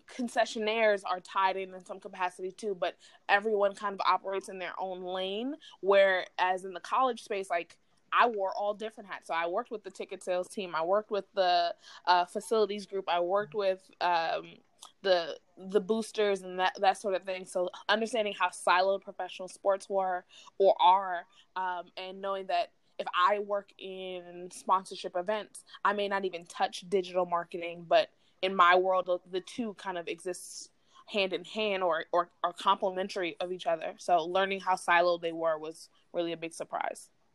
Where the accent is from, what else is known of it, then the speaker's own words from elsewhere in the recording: New York City, New York, United States; moved away as an adult; also born or lived in Philadelphia, Pennsylvania; I'm a New York City native